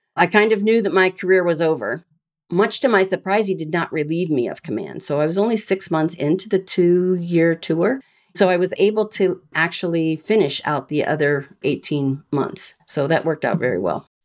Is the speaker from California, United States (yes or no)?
no; Bettendorf, Iowa, United States; I grew up in Bettendorf, Iowa, which is right on the Mississippi River.